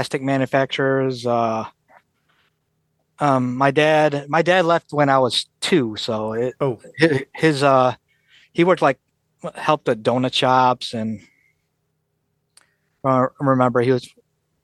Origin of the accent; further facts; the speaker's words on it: Detroit, Michigan, United States; they touched down in Detroit. Soon as they touched down, you know, my mom got pregnant with me. And I was the first one born in all out of all my relatives here in the U.S.